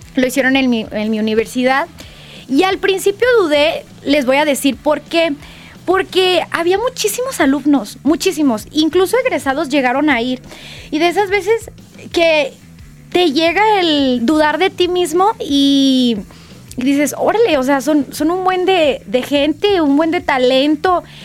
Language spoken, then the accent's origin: Spanish; Guadalajara, Jalisco, Mexico; yo soy de Guadalajara, me encanta mi ciudad